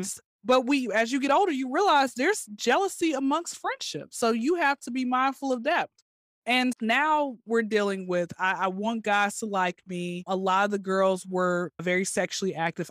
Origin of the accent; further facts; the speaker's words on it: Atlanta, Georgia, United States; I'm born and raised in Atlanta